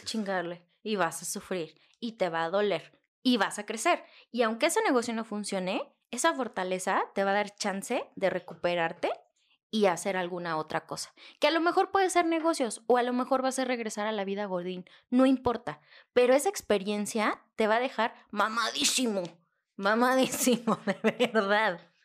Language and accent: Spanish; Mexico; nosotros como mexicanos